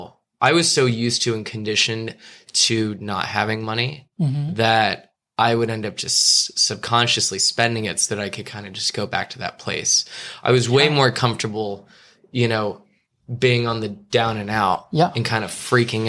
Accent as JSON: {"language": "English", "town": "Los Angeles", "region": "California", "country": "United States", "tie": "born or raised there", "also_born_or_lived": "New York", "said": "growing up in Los Angeles, you know, going to Beverly Hills High School"}